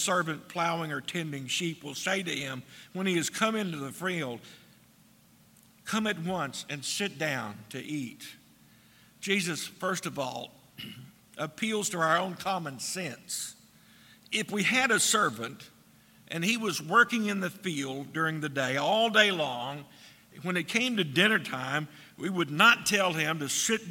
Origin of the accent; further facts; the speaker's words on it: United States; we as American citizens